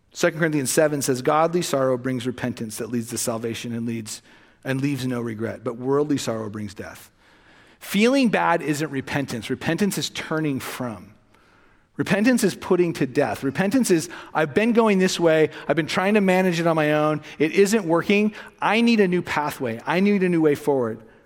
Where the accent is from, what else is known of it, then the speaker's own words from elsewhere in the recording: Los Angeles, California, United States; moved away; I grew up in the west end of the San Fernando Valley